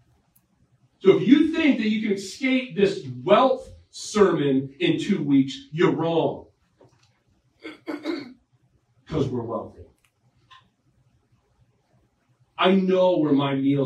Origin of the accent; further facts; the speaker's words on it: Maine, United States; I'm a Mainer